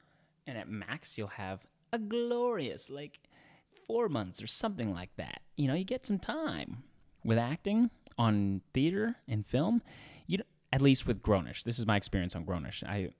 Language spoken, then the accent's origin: English; Edmonton, Alberta, Canada; now in Los Angeles, United States; I came from Edmonton, Alberta in Canada, and I moved to Los Angeles, United States.